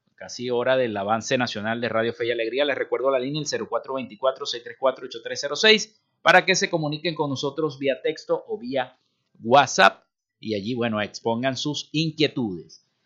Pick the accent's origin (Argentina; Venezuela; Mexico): Venezuela; Así somos los venezolanos